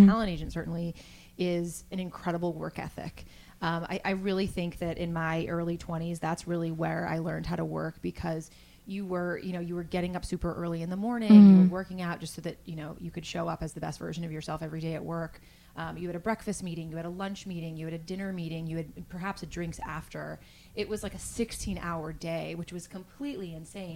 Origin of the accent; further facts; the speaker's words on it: Dayton, Ohio, United States; moved away as an adult; also born or lived in Los Angeles; I grew up in Dayton, Ohio